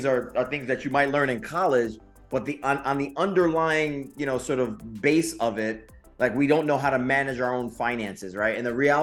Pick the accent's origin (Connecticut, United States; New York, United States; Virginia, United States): Connecticut, United States; Bridgeport; I'm from the mud. I grew up in Quonics Projects in Bridgeport, Connecticut